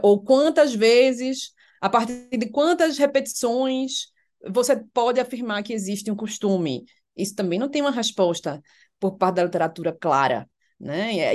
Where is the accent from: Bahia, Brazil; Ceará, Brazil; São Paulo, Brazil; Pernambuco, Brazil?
Pernambuco, Brazil; Recife; moved away as an adult; now in Brasília, Brazil; você é de Recife, eu, sim